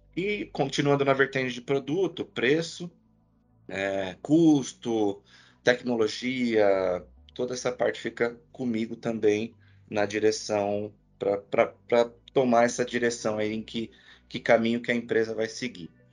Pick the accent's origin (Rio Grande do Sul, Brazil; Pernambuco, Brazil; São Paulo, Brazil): São Paulo, Brazil; Santo André; Eu sou de Santo André, né? Eu sou do ABC Paulista